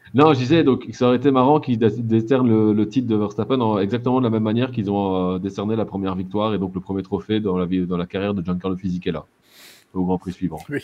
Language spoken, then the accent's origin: French; Belgium; en tant que Belges